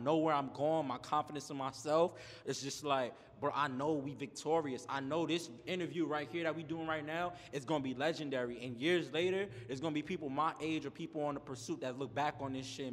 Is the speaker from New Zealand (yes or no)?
no; New York City, New York, United States; moved away as an adult; now in Los Angeles, United States; I'm from Brooklyn, New York.